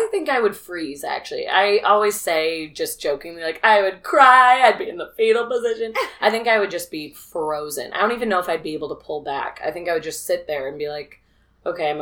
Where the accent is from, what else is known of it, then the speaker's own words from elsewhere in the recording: Peoria, Illinois, United States; I'm from Peoria